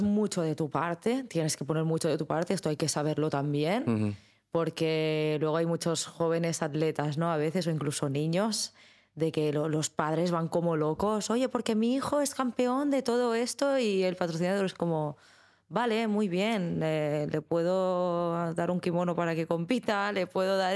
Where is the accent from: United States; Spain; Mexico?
Spain; como española y como mujer en España